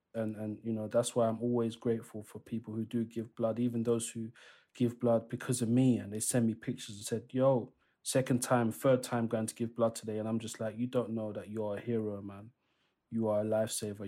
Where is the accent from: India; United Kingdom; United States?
United Kingdom; London; the area where I grew up. So I'm from East London